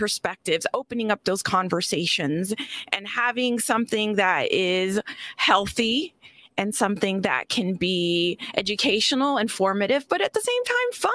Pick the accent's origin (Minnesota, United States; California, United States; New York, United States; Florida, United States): Florida, United States; I'm from Florida, too.